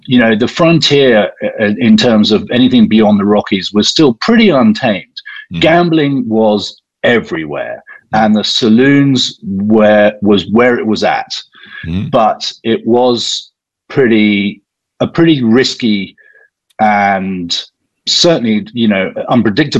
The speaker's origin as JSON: {"language": "English", "region": "South East England", "country": "United Kingdom", "said": "I'm English"}